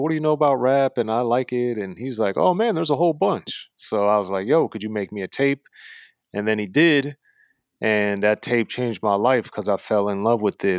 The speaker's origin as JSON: {"language": "English", "region": "Maryland", "country": "United States", "tie": "born or raised there", "said": "I was born and raised in Maryland, uh, right in between Baltimore and D C"}